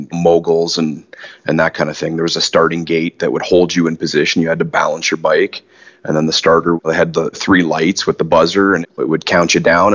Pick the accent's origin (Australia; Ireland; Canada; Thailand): Canada; Ajax, Ontario; also born or lived in Leamington, Ontario / Wheatley, Ontario; born in Leamington, Ontario. My family's from Wheatley, actually, and I spent a first couple years of my life there, and then my mom and dad separated, and we ended up moving away to Ajax pretty early in my life. And I spent the better part of my education, public school, high school years there